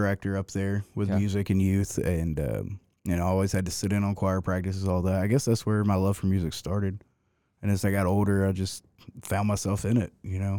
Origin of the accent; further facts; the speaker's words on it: Dearing, Georgia, United States; Well, I'm not from Augusta. I grew up in Deering